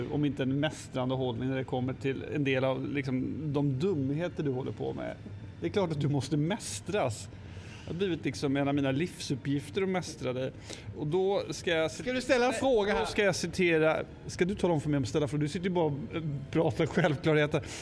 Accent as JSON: {"language": "Swedish", "region": "Östergötland", "country": "Sweden", "tie": "born or raised there", "said": "Jag är ju uppvuxen rätt nära Skänningeanstalten. Eller nära och nära, men någon, någon mil ifrån."}